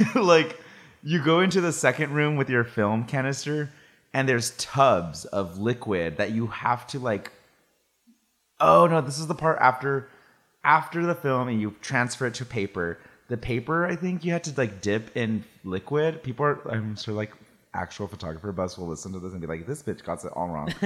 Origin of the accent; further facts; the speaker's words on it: Salinas, California, United States; now in San Francisco, United States; I grew up in Salinas